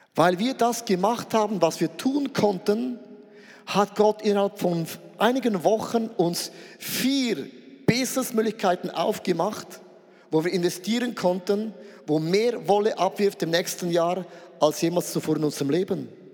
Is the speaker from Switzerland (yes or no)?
yes; Switzerland; Ich bin ein Schweizer